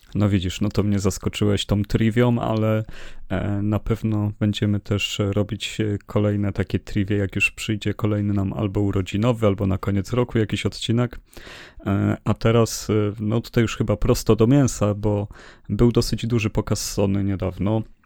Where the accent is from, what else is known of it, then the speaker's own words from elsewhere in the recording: Poland; my z Polski